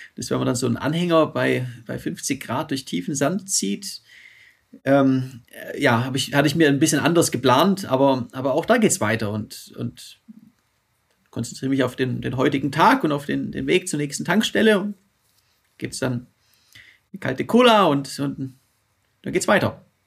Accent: Stuttgart, Baden-Württemberg, Germany; in Stuttgart

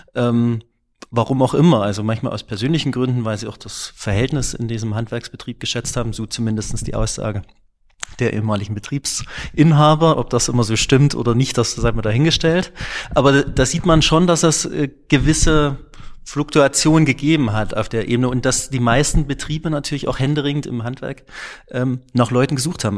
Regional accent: Klingenthal, Saxony, Germany; ich bin in Klingenthal aufgewachsen

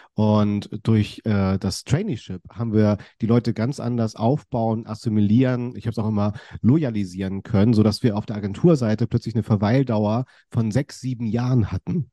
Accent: Kiel, Schleswig-Holstein, Germany; ich bin ja in Kiel aufgewachsen

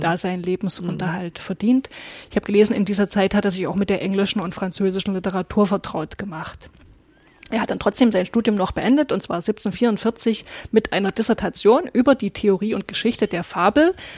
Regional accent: Aue, Saxony, Germany; now in Meißen, Germany; Ich bin ja in, in Auer aufgewachsen im Erzgebirge

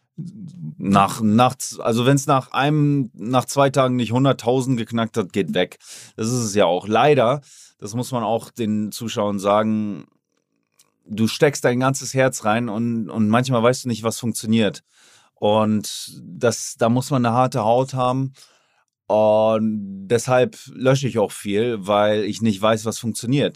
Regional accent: Oldenburg, Lower Saxony, Germany; moved away as an adult; now in Miami, United States; Jetzt war ich auch in Oldenburg, meine Heimat, habe mir da ein Haus gekauft, finanziert

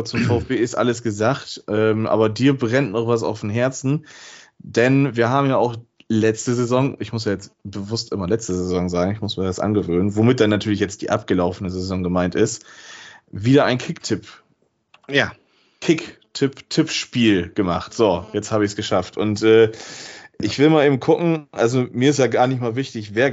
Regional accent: Bremen, Germany; ich kann als Bremer dann wieder auf ein Heimspiel gegen Delmhorst in der ersten Runde im Weserstadion eventuell hoffen.

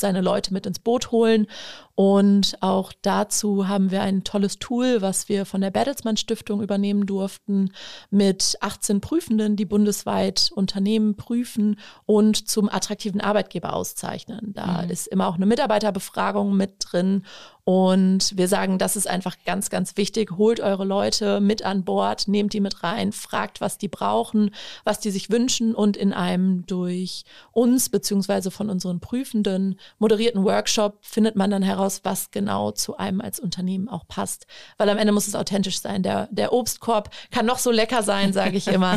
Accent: Osnabrück, Lower Saxony, Germany

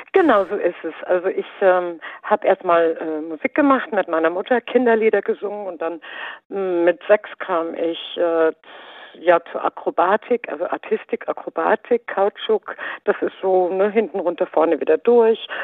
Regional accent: Baden-Württemberg, Germany; also ich bin ja in Baden-Württemberg geboren

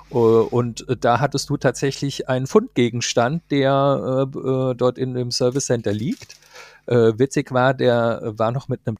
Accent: Marburg, Hesse, Germany; Ich kann zwar nicht als Karnevalshochburg in meiner Heimatstadt Marburg glänzen

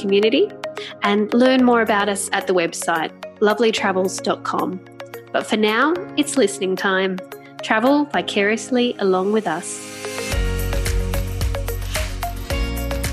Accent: Australia; as an Australian

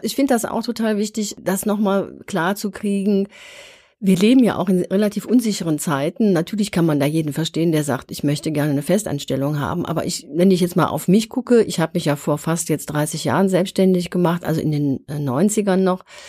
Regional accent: Germany; wir Deutschen

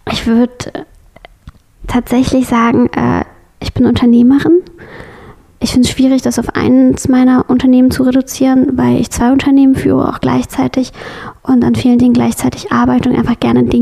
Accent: West Germany, Germany; Wie gesagt, ich bin im Westen aufgewachsen, nicht im Osten.

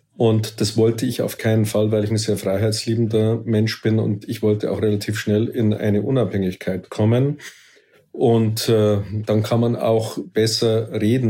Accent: Munich, Bavaria, Germany; für mich war als Münchner

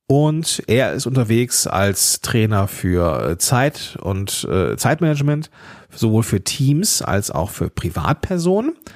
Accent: Germany; ich bin Deutscher

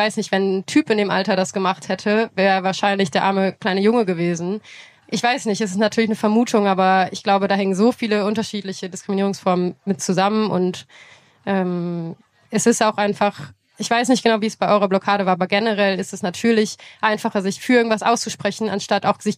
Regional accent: North Rhine-Westphalia, Germany; Menschen aus meinem Dorf. Wir wohnen, ich bin in der Nähe von Lützerath quasi groß geworden

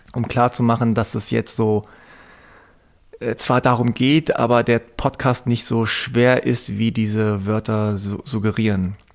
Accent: Hanover, Lower Saxony, Germany; Damals in Hannover, in so einem Vorort mit zwei, drei koreanischen Familien

